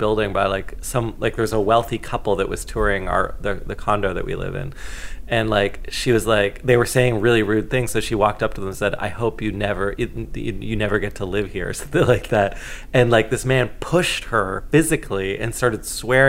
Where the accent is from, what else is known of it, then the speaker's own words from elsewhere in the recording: Canada; as a Canadian